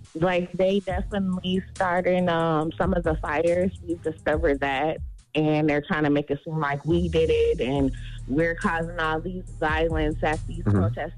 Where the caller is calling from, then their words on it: Minnesota, United States; I'm from Minnesota.